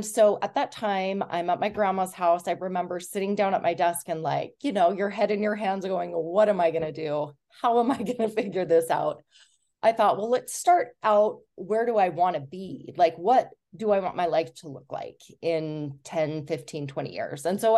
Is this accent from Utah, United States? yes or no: yes; Utah, United States; I grew up in Southern Utah and got married fairly young